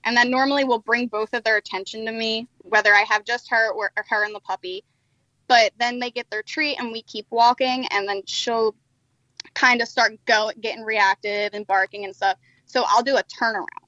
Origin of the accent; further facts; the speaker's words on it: New Jersey, United States; moved away as an adult; I'm from New Jersey